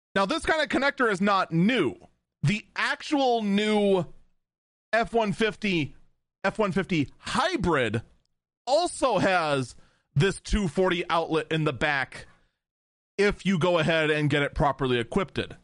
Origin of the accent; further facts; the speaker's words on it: Wisconsin, United States; in my home state of Wisconsin